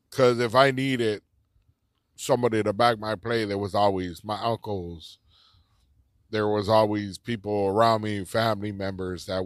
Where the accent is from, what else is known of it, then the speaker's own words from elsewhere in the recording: Los Angeles, California, United States; I grew up here in East East Los Angeles. Um, the biggest part of my life has probably been in East Los Angeles.